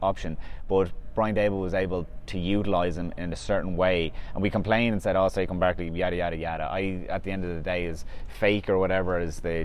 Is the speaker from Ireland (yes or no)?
yes; Ireland; we are doing it as Irish people